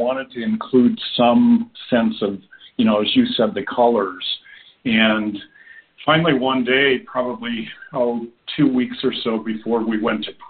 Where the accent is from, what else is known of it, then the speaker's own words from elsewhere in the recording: Oregon, United States; moved away; also born or lived in Washington D.C. area; I grew up out in Oregon